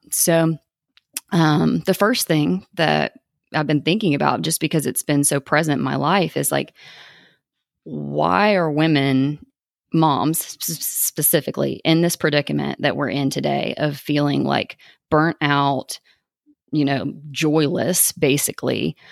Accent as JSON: {"language": "English", "region": "East Tennessee", "country": "United States", "tie": "born or raised there", "also_born_or_lived": "Maryville, Tennessee", "said": "I was born in East Tennessee, um, and I lived in a traditional household."}